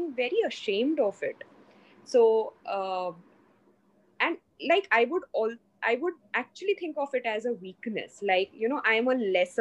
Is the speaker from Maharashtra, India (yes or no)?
yes; Mumbai, Maharashtra, India; also born or lived in Hyderabad; So I'm from Mumbai. I'm basically from Mumbai.